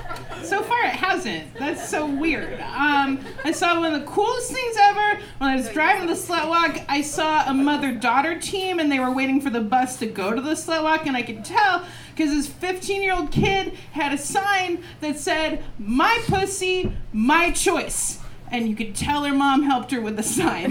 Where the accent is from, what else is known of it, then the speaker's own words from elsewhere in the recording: Portland, Oregon, United States; I grew up in Portland